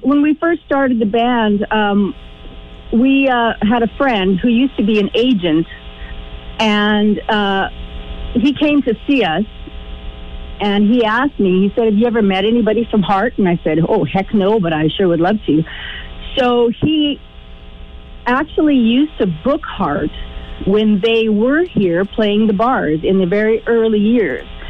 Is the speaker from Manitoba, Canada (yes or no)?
yes; Manitoba, Canada; I am a prairie girl and I'm from Manitoba